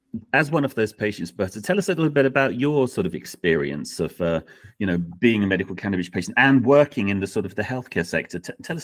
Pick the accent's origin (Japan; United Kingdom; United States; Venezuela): United Kingdom; We are British.